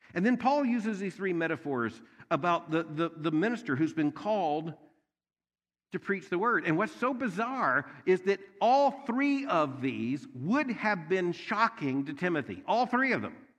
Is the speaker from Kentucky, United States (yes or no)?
yes; Louisville, Kentucky, United States; I am from Louisville, Kentucky